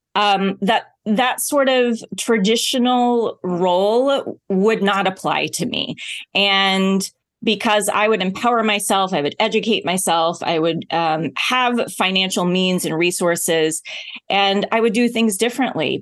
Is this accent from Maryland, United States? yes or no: no; Oklahoma, United States; I grew up in Oklahoma.